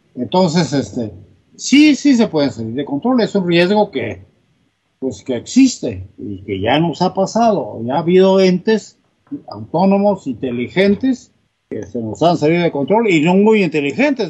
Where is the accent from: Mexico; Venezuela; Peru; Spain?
Mexico; Salina Cruz, Oaxaca; moved away; yo nací en, Oaxaca, es un pueblo del istmo, istmo de Tehuantepec pero me crié en Salina Cruz, Oaxaca.